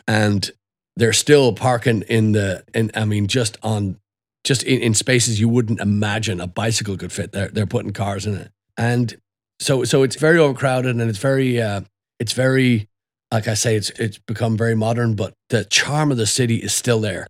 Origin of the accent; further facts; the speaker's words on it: Dublin, Leinster, Ireland; moved away; also born or lived in Belfast / Killarney; my childhood essentially started when I lived in Dublin